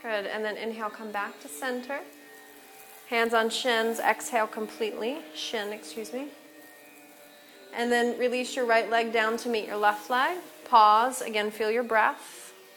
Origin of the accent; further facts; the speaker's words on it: Menominee, Michigan, United States; I'm from Menominee, Michigan